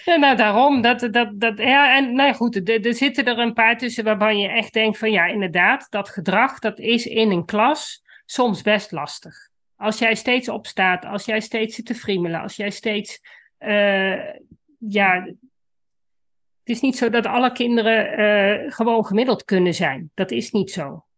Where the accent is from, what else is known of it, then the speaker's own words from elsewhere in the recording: Netherlands; ik kom van de Duitse grens, dus Duits was voor mij, toen ik op de middelbare school kwam, al redelijk gesneden koek.